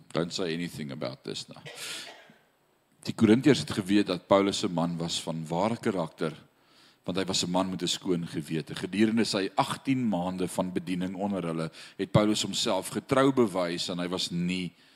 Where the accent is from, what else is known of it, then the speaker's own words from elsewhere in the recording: South Africa; now in Paris, France; Ek wat in af Suid-Afrika groot geword het as Suid-Afrikaner